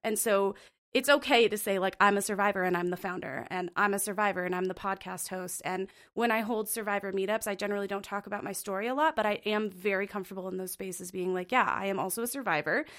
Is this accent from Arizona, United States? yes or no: yes; Phoenix, Arizona, United States; moved away as an adult; also born or lived in Montana; now in Bozeman, United States; I'm originally from Phoenix, Arizona, and it's very hot there, and I was born and raised there